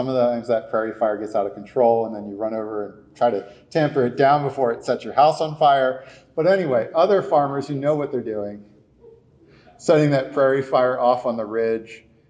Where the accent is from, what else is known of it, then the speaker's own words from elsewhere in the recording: East Coast, United States; and I'm from the East Coast, so please don't mob me right now.